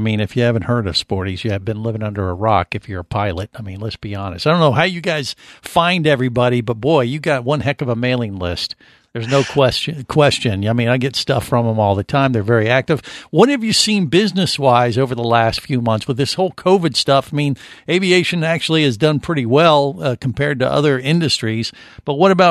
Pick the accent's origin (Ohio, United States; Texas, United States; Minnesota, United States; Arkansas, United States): Ohio, United States; Cincinnati; now in Florida, United States; I grew up in Cincinnati, Ohio, and got the hell out of Dodge and moved to Florida